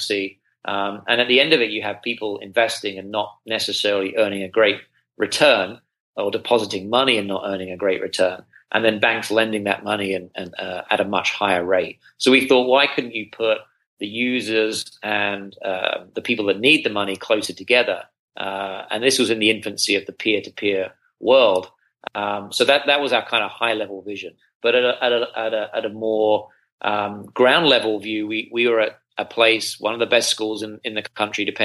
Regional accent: United Kingdom; moved away as an adult; also born or lived in Singapore / China; now in United States; as you may be able to detect from my accent, I'm not from around these parts. I'm from the UK

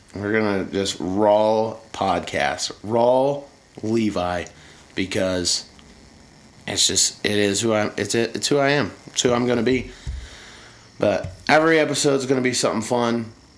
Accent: Indiana, United States; I'm from Indiana

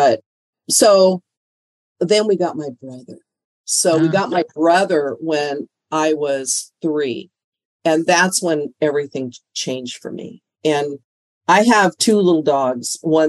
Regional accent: Canada; born there; It's actually, I was born in Canada. So It was a little different in Canada.

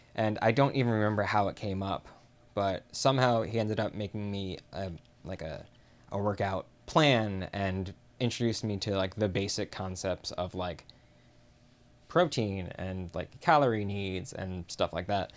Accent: Chicago, Illinois, United States; I am from Chicago.

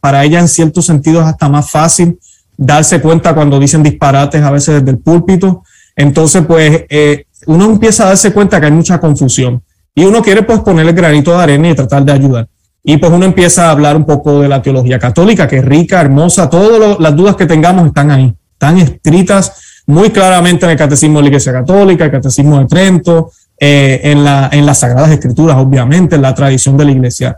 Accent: Puerto Rico; now in United States; siempre he sido católico, nací católico en Puerto Rico

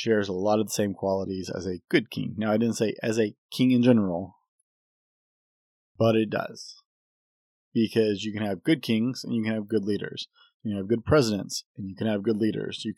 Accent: United States; As an American

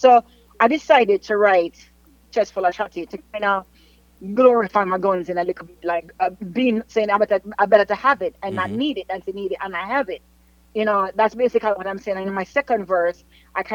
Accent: Jamaica; growing up in Jamaica, I was born and raised in Almonton, right? So I'm from the hood

